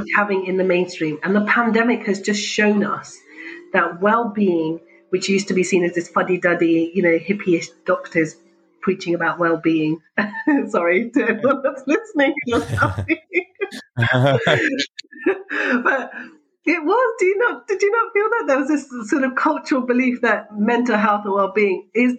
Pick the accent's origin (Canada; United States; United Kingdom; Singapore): United Kingdom; I'm Pakistani, but British and grew up here, had my medical training here.